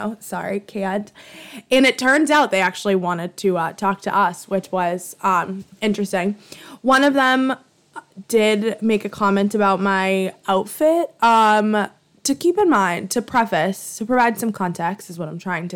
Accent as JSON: {"language": "English", "town": "Boston", "region": "Massachusetts", "country": "United States", "said": "I am a bitch from Alston"}